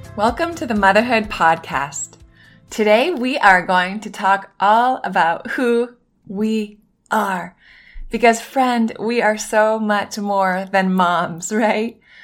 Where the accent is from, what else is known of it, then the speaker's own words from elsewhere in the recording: Northern Maine, United States; now in Miami, United States; I grew up in Northern Maine, right on the border of Canada